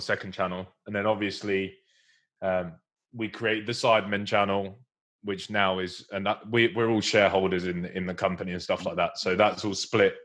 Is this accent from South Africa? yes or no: no; Essex, East of England, United Kingdom; from Essex